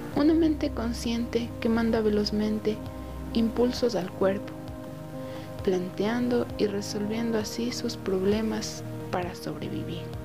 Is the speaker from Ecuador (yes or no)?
yes; Tabacundo, Pichincha, Ecuador; Tengo 19 años y soy de Tabacundo